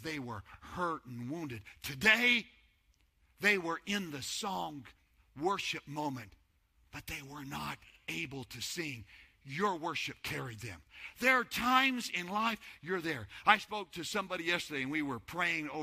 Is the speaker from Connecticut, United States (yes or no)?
no; New Mexico, United States; moved away as an adult; now in Texas, United States; Before Denise and I came to Texas, we're from New Mexico. That's where we lived